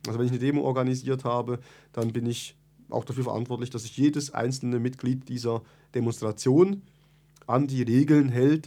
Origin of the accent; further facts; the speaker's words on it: Bern, Switzerland; Ich komme aus Bern, äh, ich bin in der Reitschule Bern aktiv